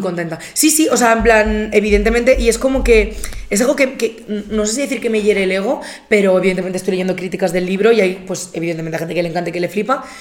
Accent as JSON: {"language": "Spanish", "town": "Albatera", "region": "Valencian Community", "country": "Spain", "tie": "born or raised there", "moved": "yes", "said": "Yo estaba en Albatera, que es mi pueblo"}